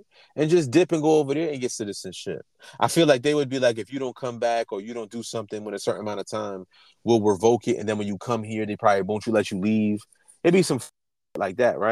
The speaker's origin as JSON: {"language": "English", "country": "United States", "tie": "born or raised there", "said": "I'm an American. I was born here."}